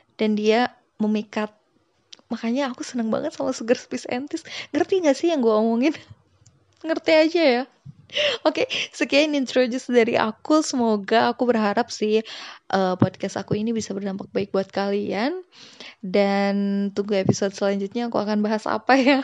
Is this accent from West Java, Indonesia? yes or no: yes; Sunda, West Java, Indonesia; aku dari Sunda